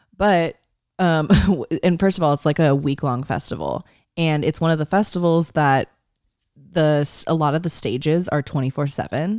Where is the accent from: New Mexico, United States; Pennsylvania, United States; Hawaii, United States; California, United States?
California, United States; East Bay; ten minutes from our hometown.